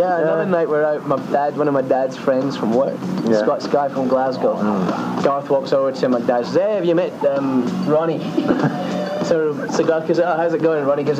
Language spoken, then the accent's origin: English; South Africa; I'm actually South African.